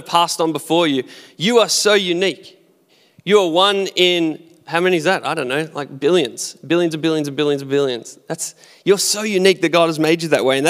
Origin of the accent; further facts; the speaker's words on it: Australia; I'm Australian, so I've got to be an Aussie